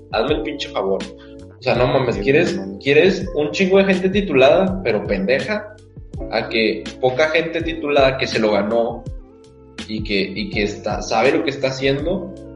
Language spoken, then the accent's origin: Spanish; Mexico